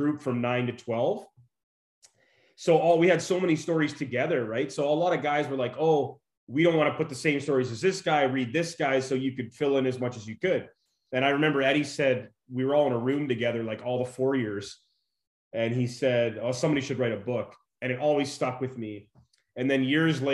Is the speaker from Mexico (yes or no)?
no; Fort McMurray, Alberta, Canada; also born or lived in Saskatchewan; now in Las Vegas, United States; I'm originally from Fort McMurray, Alberta.